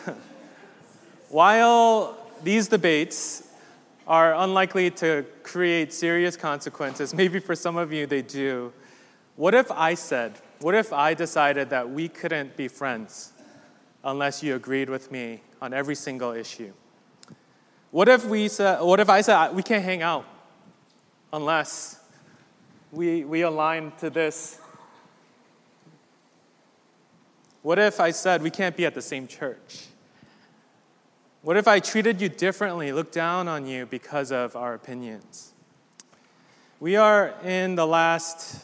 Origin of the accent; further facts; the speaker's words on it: East Coast, United States; also born or lived in Midwest; I'm very much East Coast